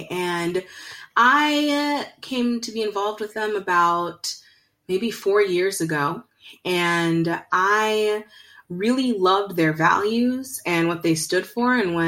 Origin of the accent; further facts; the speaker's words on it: Virginia, United States; also born or lived in Zimbabwe / India / Bangladesh; now in Greensboro, United States; And I grew up in Northern Virginia, Zimbabwe, India, Bangladesh, and have decided to make Greensboro my home.